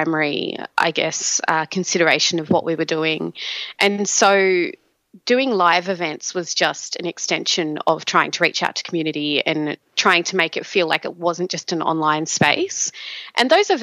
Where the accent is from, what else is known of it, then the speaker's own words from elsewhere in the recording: Australia; Both … and I are African Australian, more specifically Nigerian Australian women